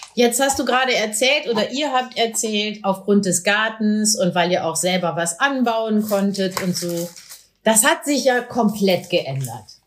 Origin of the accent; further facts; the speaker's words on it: Meppen, Lower Saxony, Germany; in meiner Heimatstadt Meppen